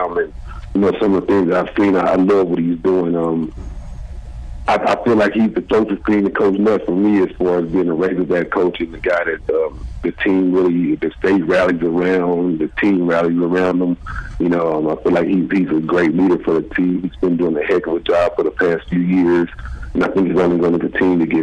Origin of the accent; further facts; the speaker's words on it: Arkansas, United States; moved away as an adult; also born or lived in Oakland; Growing up in Arkansas, obviously you grow up a Cowboys fan pretty much my whole life